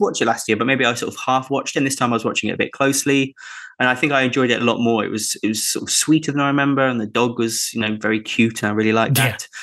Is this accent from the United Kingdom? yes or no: yes; United Kingdom; a British Christmas podcaster